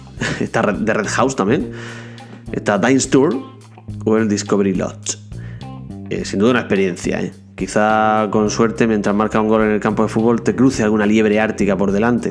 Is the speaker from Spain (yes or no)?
yes; Almería, Andalusia, Spain